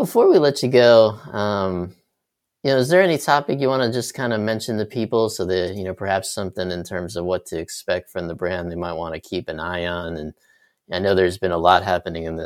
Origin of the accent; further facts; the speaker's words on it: Northeast, United States; I grew up in the Northeast as well